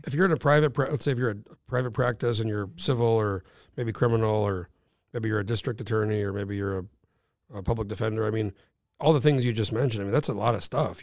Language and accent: English; New Mexico, United States; moved away as an adult; now in Alaska, United States; I grew up in New Mexico